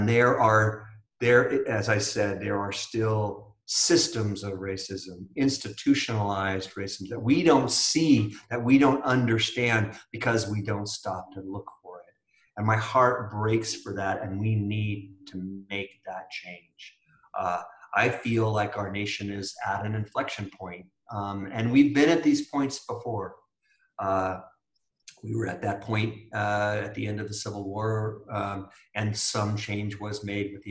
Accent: United States; I am proud to be an American

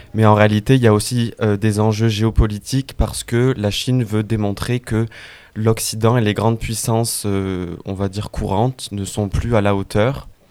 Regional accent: France; nous en tant que Français

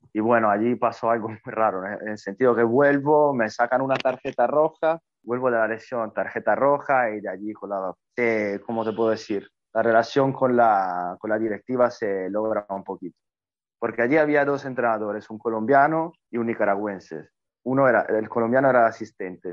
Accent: Italy; Spanish is a second language; moved away as an adult; llegué a Asia como primer italiano a jugar

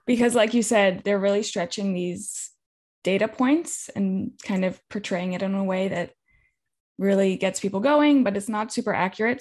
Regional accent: California, United States; I'm from California. I grew up in a drought

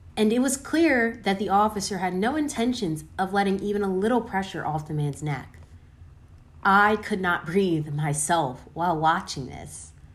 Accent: Aston, Pennsylvania, United States; born or raised there

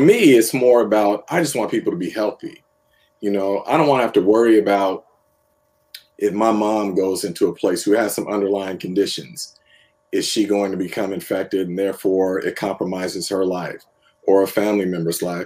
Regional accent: San Francisco, California, United States; I grew up in the Bay Area, followed the 49ers.

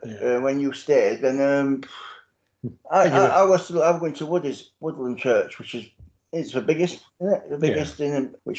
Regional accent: Sheffield, Yorkshire and the Humber, United Kingdom; So I don't support either team anyway. I'm from Sheffield.

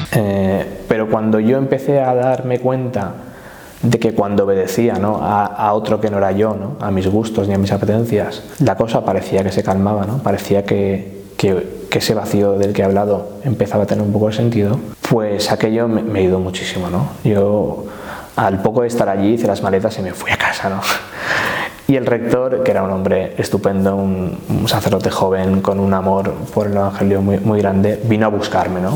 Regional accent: Valencian Community, Spain; moved away as an adult; now in Valencia, Spain; nací aquí en Valencia, aunque mis padres son de un pueblo del sur de la provincia que se llama El que es un, puesto, un pueblo así costero, con, con mucho turismo, donde hay mucha fiesta en verano se ha sido un poco el lugar donde yo me he criado

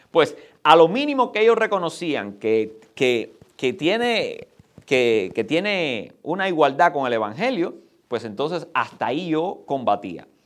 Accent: Cuba; Pero ahora, vayamos, porque nosotros venimos de Cuba.

